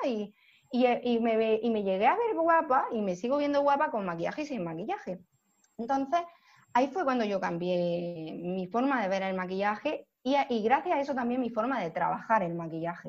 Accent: Almería, Andalusia, Spain; soy de Almería

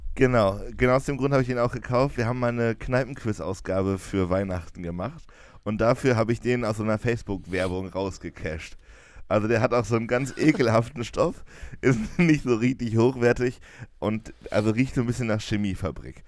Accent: Jena, Thuringia, Germany; bei uns in Jena

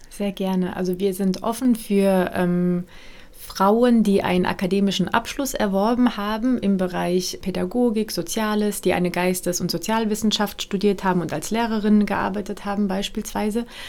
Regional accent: Frankfurt am Main, Hesse, Germany; also born or lived in Mainz; Ich bin ja gebürtige Frankfurterin

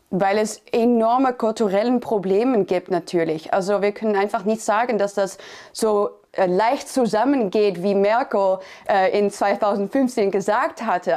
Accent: Netherlands; ich bin Christin, ich bin Niederländerin

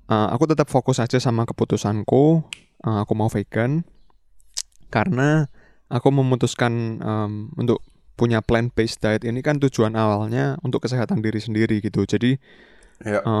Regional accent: Indonesia; iya karena kita dari Indo juga kita kenalnya ah. kalau dari tanaman ya tahu tempe kan bener

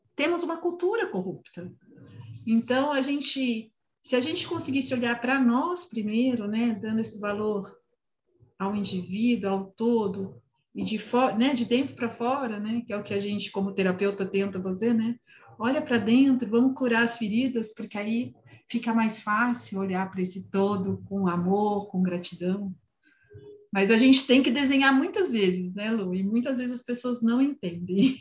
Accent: São Paulo, Brazil; eu sou paulistana, da, né, nascida e criada em São Paulo

